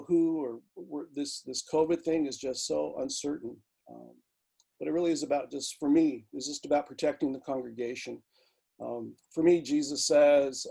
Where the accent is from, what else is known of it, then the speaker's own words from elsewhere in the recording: Native Hawaiian, United States; now in Vancouver, Washington, United States; being Native Hawaiian, being Indigenous